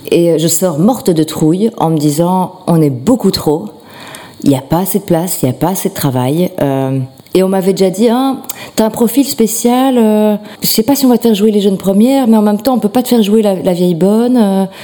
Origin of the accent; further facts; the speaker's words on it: Schaerbeek, Brussels-Capital Region, Belgium; De Schierbeek.